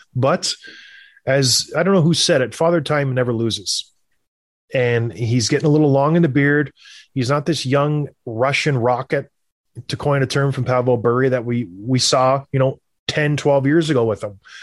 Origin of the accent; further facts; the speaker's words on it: Canada; growing up in Canada